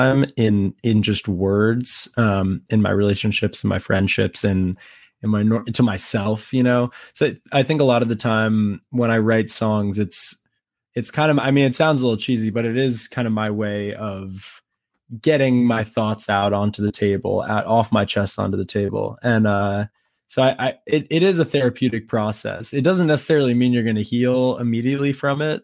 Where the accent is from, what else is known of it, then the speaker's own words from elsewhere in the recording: New York City, New York, United States; moved away as an adult; also born or lived in Nashville; now in Los Angeles, United States; I grew up in New York City, like in the thick of Manhattan